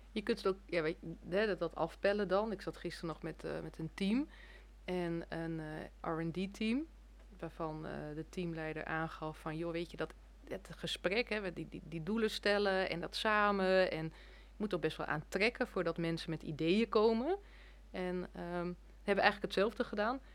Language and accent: Dutch; Netherlands